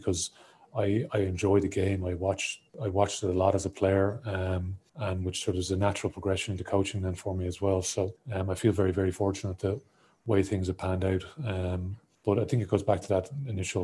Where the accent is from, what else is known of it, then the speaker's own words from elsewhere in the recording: Ireland; growing up in Ireland